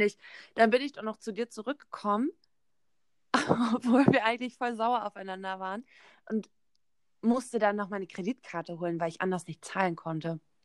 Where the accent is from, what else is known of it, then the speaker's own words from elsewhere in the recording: near Bielefeld, North Rhine-Westphalia, Germany; moved away; ich bin 19 Jahre alt und ich komme aus der Nähe von Bielefeld